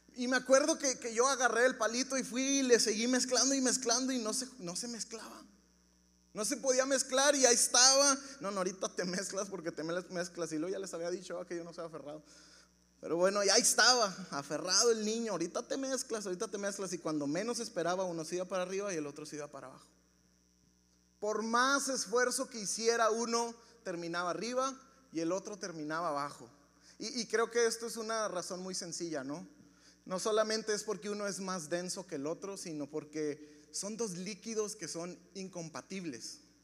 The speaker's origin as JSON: {"language": "Spanish", "town": "Ciudad Juárez", "region": "Chihuahua", "country": "Mexico", "tie": "born or raised there", "said": "Yo nací en Ciudad Juárez"}